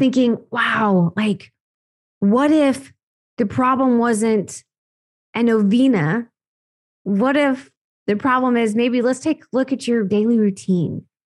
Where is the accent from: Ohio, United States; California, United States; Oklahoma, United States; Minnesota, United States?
Oklahoma, United States; born and raised on a farm, actually in Oklahoma.